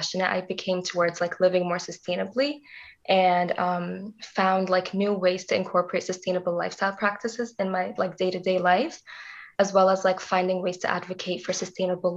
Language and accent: English; Dubai, United Arab Emirates; also born or lived in Canada; now in Waterloo, Canada; I was born in Dubai, and that's where I grew up until my parents decided to move to Canada in 2009